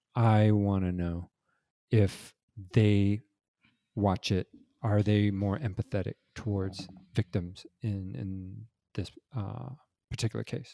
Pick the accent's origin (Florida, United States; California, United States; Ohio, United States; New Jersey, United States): California, United States; Los Angeles; I grew up in Los Angeles